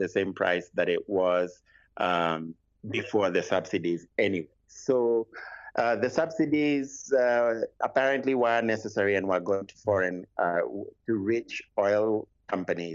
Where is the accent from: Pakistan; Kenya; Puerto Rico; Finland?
Kenya; I do not live in Nigeria. I'm Kenyan. I live in Kenya.